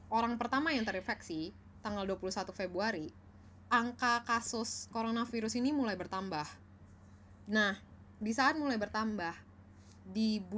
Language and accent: Indonesian; Indonesia; dia bisa aja terlihat kayak gue Asian looking tapi gue dari Indonesia banyak orang yang mungkin bisa aja ngira gue dari Cina gitu